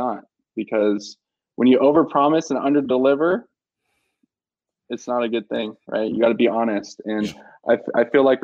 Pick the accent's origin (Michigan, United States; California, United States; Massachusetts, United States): California, United States; Southern; moved away as an adult; also born or lived in Tucson, Arizona; I'm from Southern California